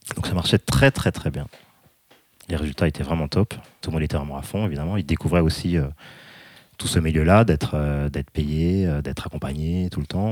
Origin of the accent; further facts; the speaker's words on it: France; avec mes petites habitudes françaises